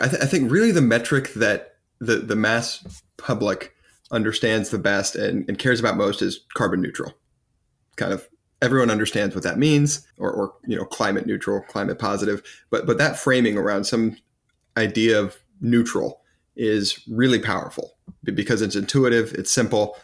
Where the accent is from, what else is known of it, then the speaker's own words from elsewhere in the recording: United States; as an American